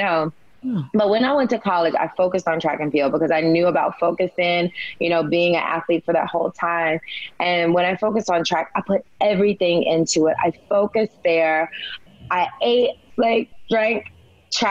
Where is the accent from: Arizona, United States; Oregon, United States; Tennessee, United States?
Tennessee, United States; Humboldt; I was a small town girl. I'm from Humboldt, Tennessee.